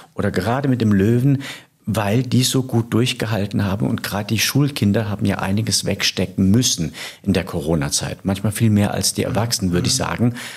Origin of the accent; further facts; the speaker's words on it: Rhineland-Palatinate, Germany; now in Hamburg, Germany; in der Pfalz, äh, in meiner Heimat